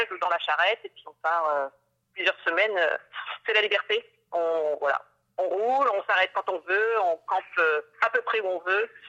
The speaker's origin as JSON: {"language": "French", "town": "Tourcoing", "region": "Hauts-de-France", "country": "France", "tie": "born or raised there", "also_born_or_lived": "Brittany", "moved": "yes", "said": "alors moi, je suis originaire du nord de la France, hein, je ne suis pas du tout bretonne. Donc j'étais euh, dans un gros lycée général dans la ville de Tourcoing, Tourcoing"}